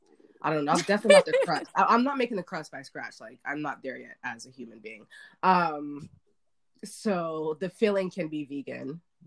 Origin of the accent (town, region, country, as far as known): Nashua, New Hampshire, United States; born or raised there; also born or lived in Boston, Massachusetts